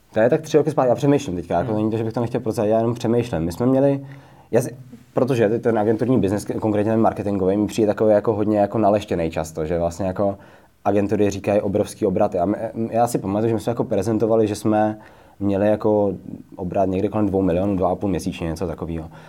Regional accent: Třinec, Moravian-Silesian Region, Czechia; now in Prague, Czech Republic; vývářský tým jsme založili spolu s mým společníkem Davidem Hotařem v Třinci, odkud oba dva vlastně pocházíme

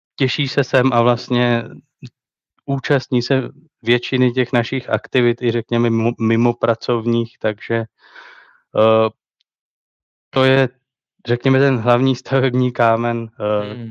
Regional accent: Letohrad, Pardubice Region, Czechia; přestěhovat se do svého rodného města, což je Letohrad ve východních Čechách

